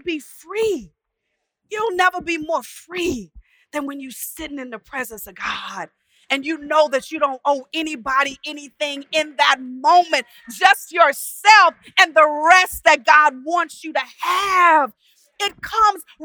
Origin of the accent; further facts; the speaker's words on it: Texas, United States; I'm from Texas